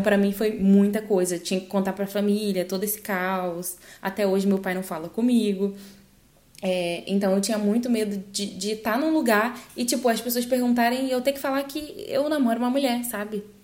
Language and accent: Portuguese; Northeast Region, Brazil; moved away as an adult; also born or lived in Rio de Janeiro, Brazil / São Luís, Brazil; now in Spain; no Brasil, eu sou nordestina